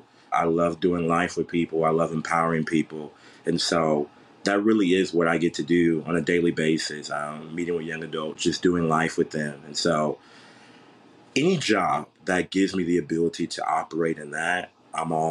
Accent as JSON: {"language": "English", "town": "San Antonio", "region": "Texas", "country": "United States", "moved": "as an adult", "lives_now": "Waxahachie, United States", "said": "So I'm originally from San Antonio, Texas."}